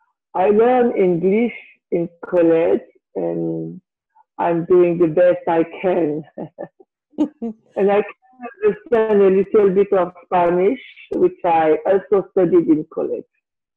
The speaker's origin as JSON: {"language": "English", "town": "Tahiti", "country": "French Polynesia", "tie": "born there", "said": "Excuse me. I was born in 1968 in Tahiti, in a family of seven children."}